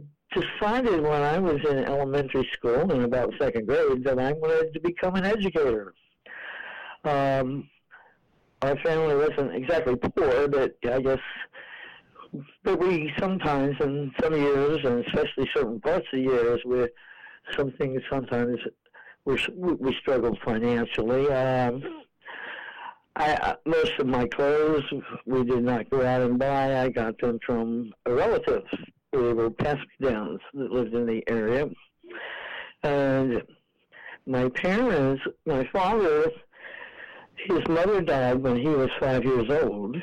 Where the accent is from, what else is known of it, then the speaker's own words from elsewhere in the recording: Cumberland, Maryland, United States; moved away; I was born in Cumberland, Maryland, and I lived there until I graduated from Hood College